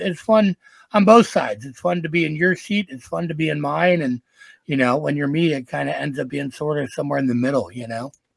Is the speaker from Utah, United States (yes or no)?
no; Green Bay, Wisconsin, United States; moved away as an adult; also born or lived in Los Angeles, California; I'm from the Green Bay, Wisconsin area. I moved to L.A. and lived there for 20 some odd years, I still go back and forth.